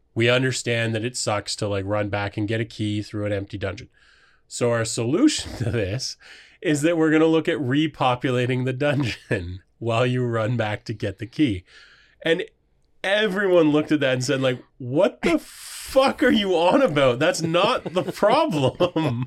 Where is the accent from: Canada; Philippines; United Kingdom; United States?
Canada; Waterford, Ontario; I grew up in Waterford. Ontario